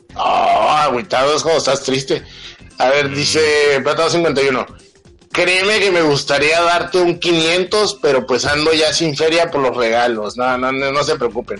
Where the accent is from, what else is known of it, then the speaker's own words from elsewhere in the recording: Mexico; somos culos los mexicanos